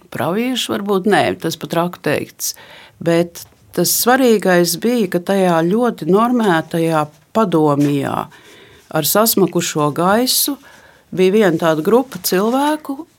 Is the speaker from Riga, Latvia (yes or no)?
yes; Riga, Latvia; es esmu rīdziniece jau nec kurā pasaul, paaudzē